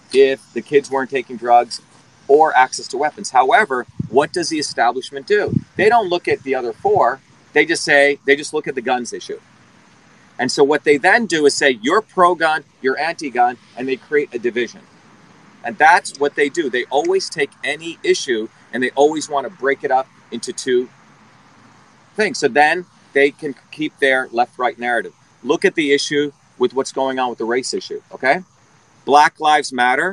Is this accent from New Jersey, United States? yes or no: yes; New Jersey, United States; born or raised there; also born or lived in India / Newark, New Jersey